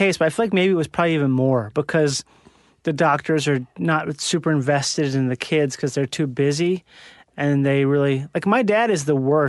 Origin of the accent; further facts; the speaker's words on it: Rochester, Minnesota, United States; Rochester, Minnesota.